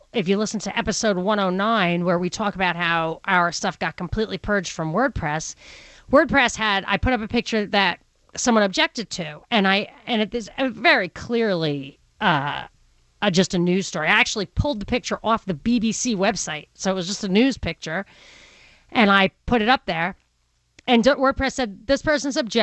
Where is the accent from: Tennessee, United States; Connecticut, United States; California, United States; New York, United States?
New York, United States; New York City; accent: Brooklyn; my Brooklyn accent